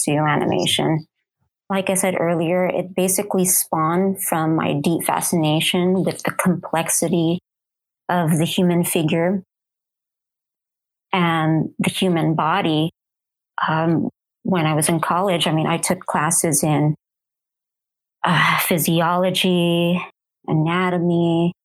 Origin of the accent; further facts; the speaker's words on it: Southern California, United States; also born or lived in Arizona; now in Phoenix, United States; I was born and raised in Southern California, you know, currently living in Arizona.